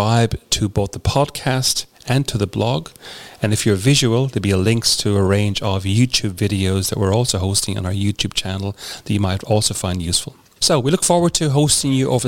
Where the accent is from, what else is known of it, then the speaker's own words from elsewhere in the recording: Ireland; moved away as an adult; now in Australia; I grew up in Ireland.